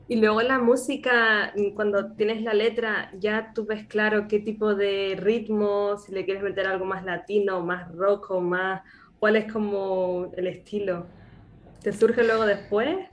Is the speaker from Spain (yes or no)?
yes; Canary Islands, Spain; nacida en Canarias